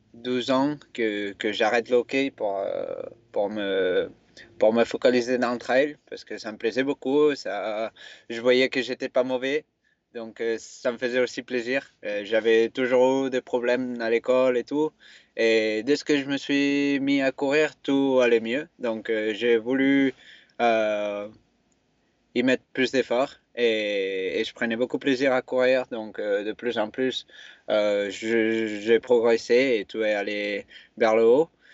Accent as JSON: {"language": "French", "area": "a village near Barcelona", "region": "Catalonia", "country": "Spain", "tie": "born or raised there", "also_born_or_lived": "Font-Romeu, France", "second_language": "French", "moved": "as an adult", "lives_now": "France", "said": "je suis né en Espagne, euh, en euh, dans un village proche de Barcelone"}